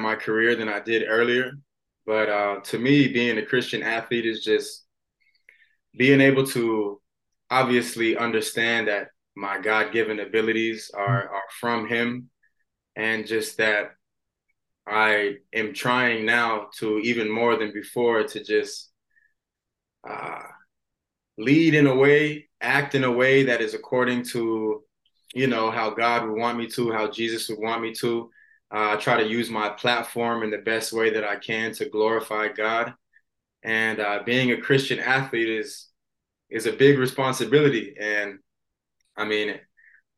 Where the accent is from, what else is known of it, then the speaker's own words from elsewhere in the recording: Gainesville, Florida, United States; I'm from Gainesville.